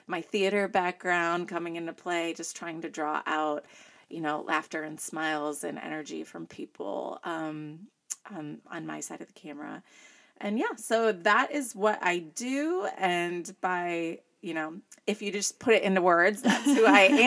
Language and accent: English; Northwest Indiana, United States; moved away as an adult; also born or lived in Chicago; now in East Central Illinois, United States; I grew up in Northwest Indiana, but I was born to a legacy Chicago family